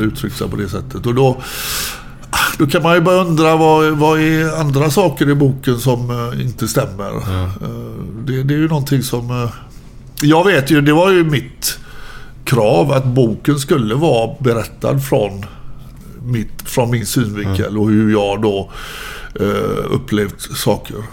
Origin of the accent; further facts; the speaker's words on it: Gothenburg, Västra Götaland, Sweden; jag är uppväxt ute i Frölunda